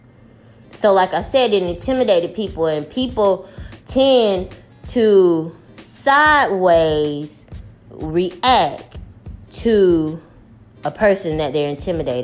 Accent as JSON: {"language": "English", "region": "the South", "country": "United States", "tie": "born or raised there", "said": "I've lived in the South all my life, although my family was born and raised up north in Jersey. I grew up in the South"}